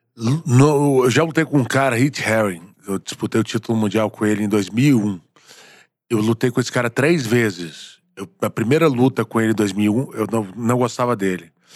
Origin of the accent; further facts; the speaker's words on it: Bahia, Brazil; moved away; also born or lived in Rio de Janeiro; Sou baiano